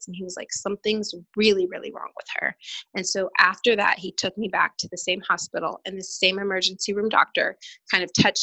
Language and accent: English; Maryland, United States; moved away as an adult; also born or lived in North Carolina; I grew up in Maryland